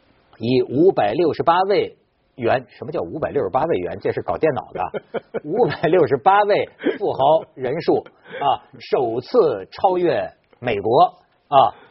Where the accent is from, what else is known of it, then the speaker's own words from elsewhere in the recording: China; 我们中国人也有一种迷信